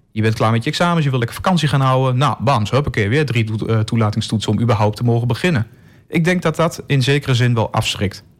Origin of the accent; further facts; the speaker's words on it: Enschede, Overijssel, Netherlands; moved away as an adult; Ik ben ook geboren in Enschede. Heb er twintig jaar gewoond.